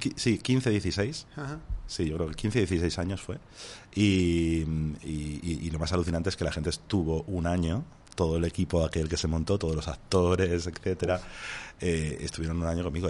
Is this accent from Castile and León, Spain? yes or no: yes; Béjar, Castile and León, Spain; en el instituto de, mi pueblo de Béjar